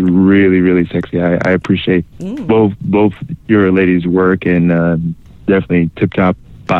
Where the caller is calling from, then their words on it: Illinois, United States; from Illinois.